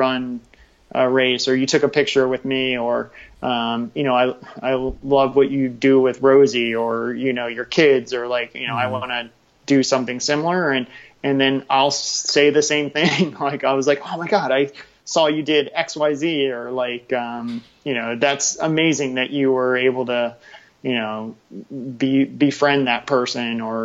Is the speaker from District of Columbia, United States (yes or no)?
yes; Washington, District of Columbia, United States; growing up in DC